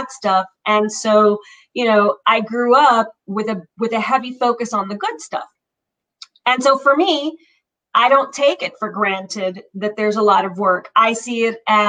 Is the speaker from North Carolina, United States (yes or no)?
no; Miami, Florida, United States; also born or lived in Cuba; I came over to the United States, Miami, when I was 5 years old